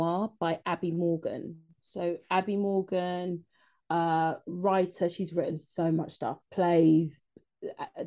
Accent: London, United Kingdom; Being a Londoner

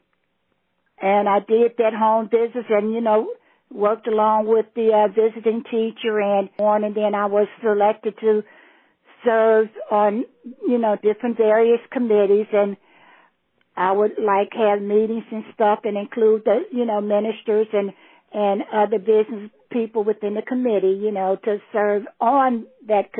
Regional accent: Cincinnati, Ohio, United States; also born or lived in Newberry, South Carolina; my dad wanted to come up north, and we came up north when I was a child, and we lived downtown for quite a while before we started branching out to other areas in the Cincinnati area

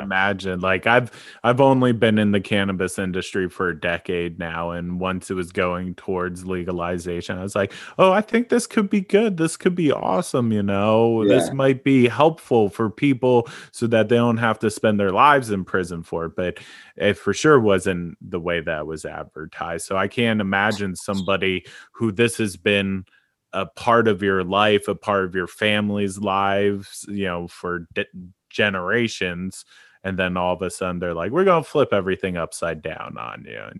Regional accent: East Coast, United States; just the things that I was getting growing up on the East Coast was garbage compared to what was on the West Coast

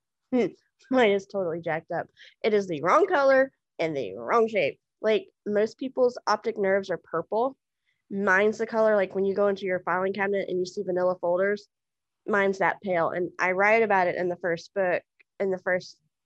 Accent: Houston, Texas, United States; I was born in Houston, Texas in 1978

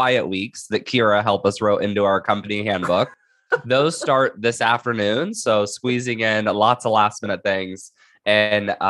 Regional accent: Indiana, United States; moved away as an adult; now in San Diego County, United States; I am originally from Indiana, and I moved out to Southern California for law school

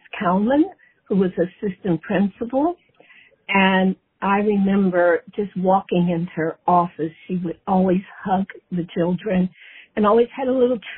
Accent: Cincinnati, Ohio, United States; I was born in Cincinnati, Ohio, in 1938

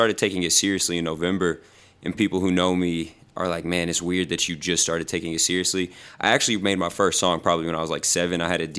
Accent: Houston, Texas, United States; moved away; I'm from Houston.

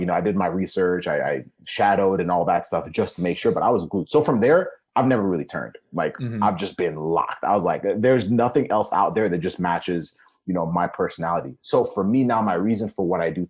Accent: Kenya; moved away; I was born in Kenya

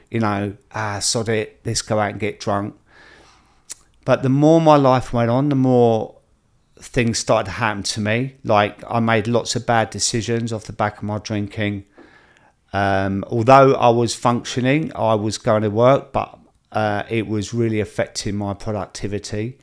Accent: Croydon, London, United Kingdom; I'm a lad from Croydon with tattoos

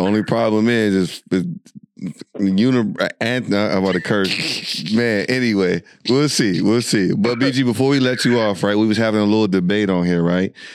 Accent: United States; we're from America

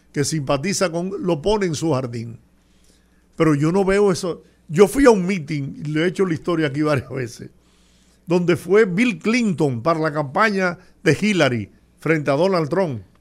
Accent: Dominican Republic; esto es una reunión de patio en mi país

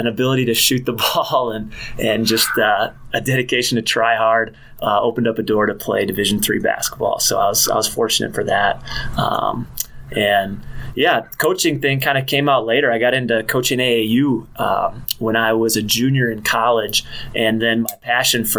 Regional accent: River Falls, Wisconsin, United States; moved away as an adult; also born or lived in Minnesota; now in Houghton, United States; I grew up in River Falls, Wisconsin.

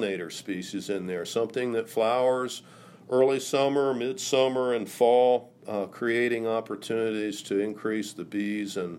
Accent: Carlisle, Pennsylvania, United States; my hometown of Carlisle

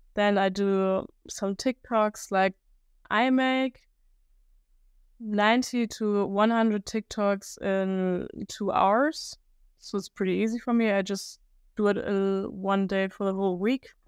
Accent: Germany; English is a second language; I'm from Germany

